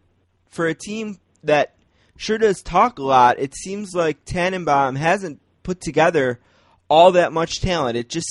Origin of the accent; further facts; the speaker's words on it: Buffalo, New York, United States; We're from Buffalo